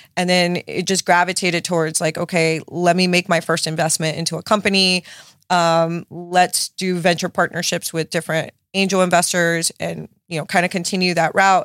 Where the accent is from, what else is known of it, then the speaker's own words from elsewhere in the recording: Miami, Florida, United States; my parents like immigrated from Nicaragua to to Miami, so I was born and raised in South Beach